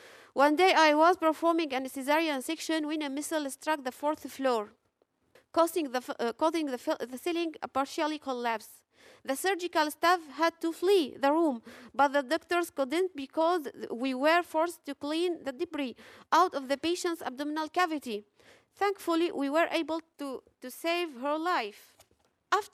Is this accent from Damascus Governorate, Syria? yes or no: no; Aleppo, Aleppo Governorate, Syria; English is a second language; I'm an OPGYN from Aleppo. I'm here today not only as a doctor, but as a wife, a mother, and a Syrian.